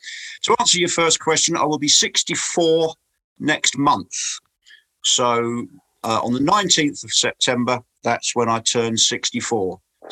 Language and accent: English; Crawley, South East England, United Kingdom; moved away as an adult; now in East Sussex, United Kingdom; So I live in rural East Sussex. But I do actually come from the town of Crawley, which is where Gatwick Airport is